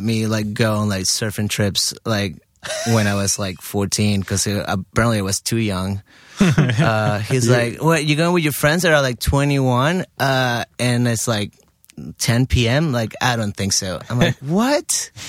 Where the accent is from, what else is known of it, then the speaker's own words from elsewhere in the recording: Miami, Florida, United States; born there; So I had I was lucky enough that I was born in Miami somehow.